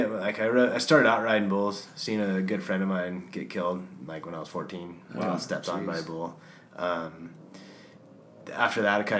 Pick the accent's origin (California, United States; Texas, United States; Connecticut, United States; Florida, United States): California, United States; Ridgecrest; It's on the eastern side of the Sierras, a little town called Ridgecrest.